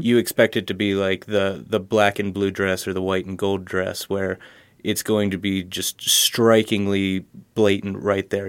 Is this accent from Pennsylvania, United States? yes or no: yes; Harrisburg, Pennsylvania, United States; I'm from Harrisburg, Pennsylvania